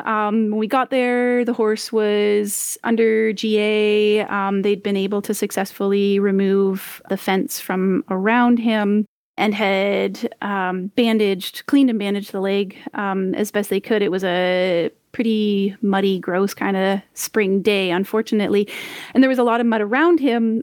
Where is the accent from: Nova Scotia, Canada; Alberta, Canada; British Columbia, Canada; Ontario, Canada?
Ontario, Canada; moved away as an adult; also born or lived in Grenada / Saskatchewan; I'm from Ontario originally